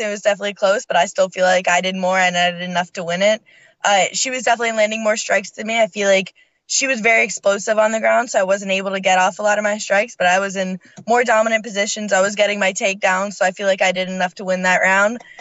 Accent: Canada; moved away; also born or lived in Scotland; I'm originally from Canada, and then both my parents are from Scotland

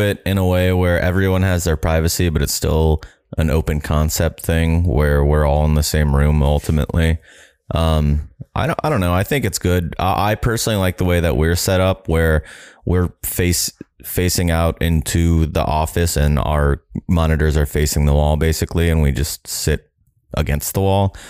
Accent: Jacksonville, Florida, United States; I'm from Jacksonville, Florida

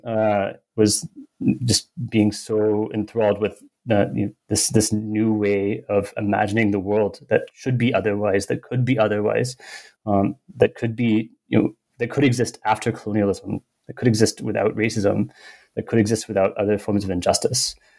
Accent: United States; I grew up mostly in the US

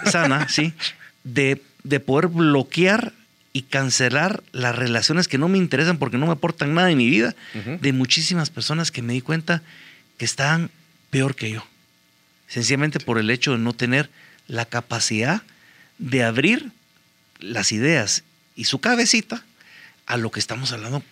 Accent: Guatemala; los desafíos que tenemos hoy en día como guatemaltecos

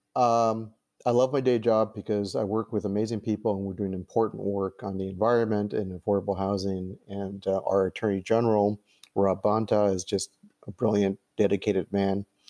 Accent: Los Angeles, California, United States; I was born in 1959 in Los Angeles

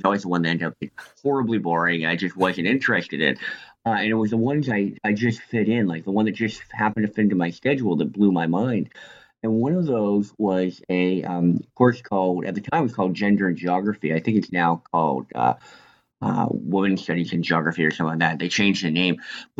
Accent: Northern Canada, Canada; Well, my background is I'm actually from Canada. I grew up in northern Canada

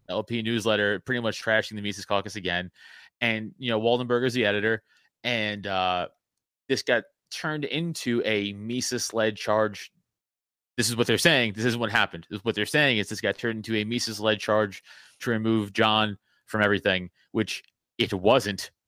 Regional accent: New York City, New York, United States; I'm from Staten Island. We grew up a different way

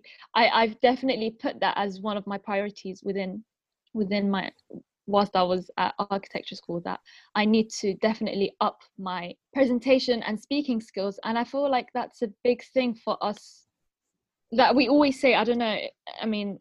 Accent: London, United Kingdom; first language Arabic; My parents were born in Syria, and they came, and then I was born in London.

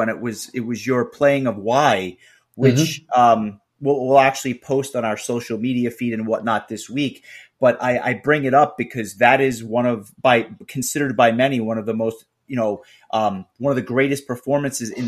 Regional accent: New York City, New York, United States; I as a New Yorker, as someone who is, I live and work in New York City

